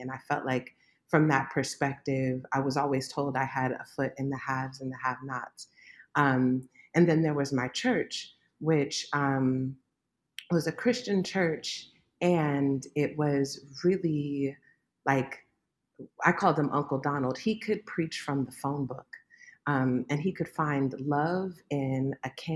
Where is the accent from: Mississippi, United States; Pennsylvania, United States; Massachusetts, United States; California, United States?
California, United States; Oakland; also born or lived in Berkeley, California; So I'm an Oakland girl, born and bred, East Oakland.